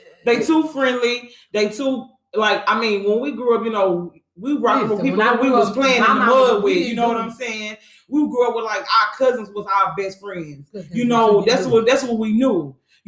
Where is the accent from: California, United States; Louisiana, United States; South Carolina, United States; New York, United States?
Louisiana, United States; Lake Charles; I'm from Lake Charles